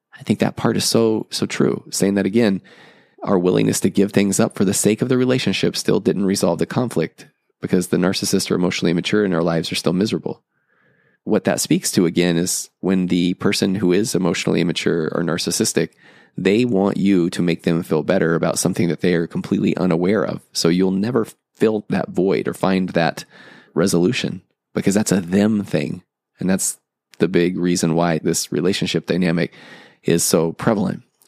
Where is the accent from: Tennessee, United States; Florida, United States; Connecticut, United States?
Tennessee, United States; moved away; I'm originally from Tennessee